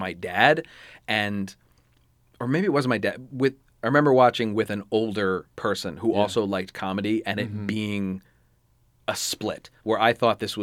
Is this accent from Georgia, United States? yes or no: no; Wilmington, Delaware, United States; I grew up in Wilmington, Delaware, which isn't like New York, but it is a city